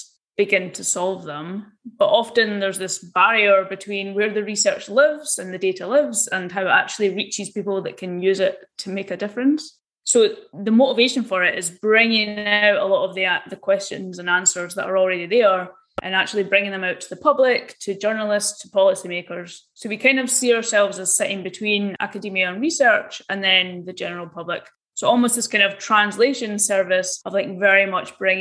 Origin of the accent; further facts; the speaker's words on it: Scotland, United Kingdom; I grew up in Scotland and basically did all of my education at the University of Edinburgh.